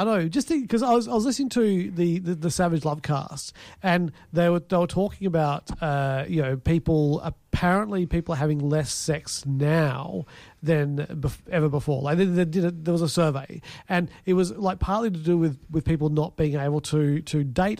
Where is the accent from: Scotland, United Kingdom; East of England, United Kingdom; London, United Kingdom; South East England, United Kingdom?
South East England, United Kingdom; Fareham; moved away; I come from Fareham.